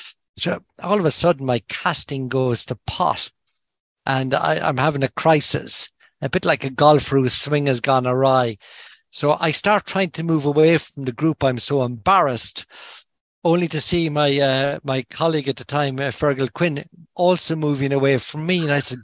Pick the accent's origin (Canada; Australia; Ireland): Ireland; Kinsale, Munster; now in Dublin, Ireland; when I'm home, I'm from Kinsale originally. So when I'm home, I try and fish my local river.